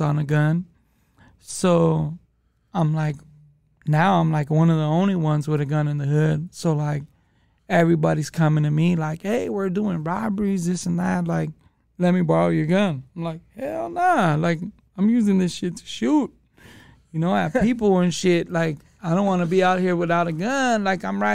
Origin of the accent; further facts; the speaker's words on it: Los Angeles, California, United States; I grew up in the hood